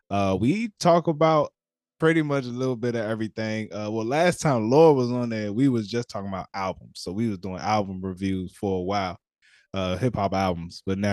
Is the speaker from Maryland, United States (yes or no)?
yes; Temple Hills, Maryland, United States; also born or lived in District Heights, Maryland; Yeah, I grew up in Temple Hills, right near Iverson Mall.